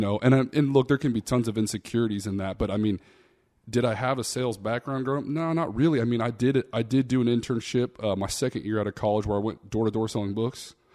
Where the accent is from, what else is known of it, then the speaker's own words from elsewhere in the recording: Austin, Texas, United States; I'm from Austin, Texas, man. I didn't come from much. You know, my dad worked three or four jobs growing up